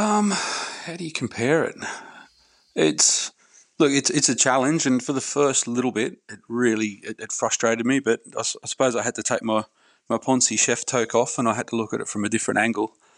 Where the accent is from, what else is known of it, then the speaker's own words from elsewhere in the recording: Hawkesbury region, New South Wales, Australia; I grew up in the Hawkesbury region of New South Wales